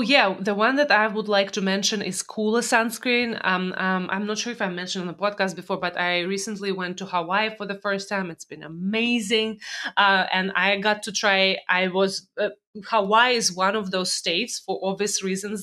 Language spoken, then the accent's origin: English; Russia; moved away; growing up in Russia days.